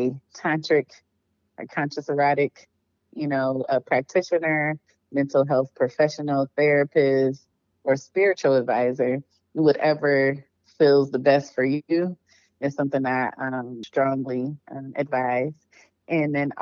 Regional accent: Cleveland, Ohio, United States; moved away as an adult; now in Atlanta, United States; Originally, I'm from Cleveland, Ohio

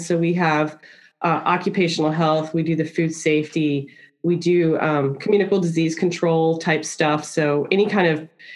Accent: Washington, D.C. area, Virginia, United States; also born or lived in Newport News, Virginia; I grew up in the Washington, D.C. area, just 26 miles south of Washington, D.C.

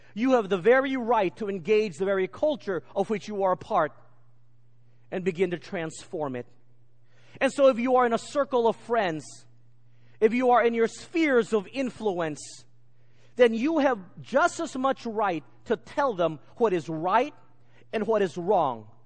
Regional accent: United States; moved away; growing up in America

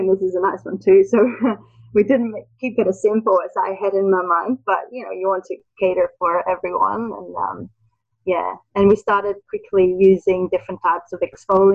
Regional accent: Netherlands; moved away; I'm originally from the Netherlands

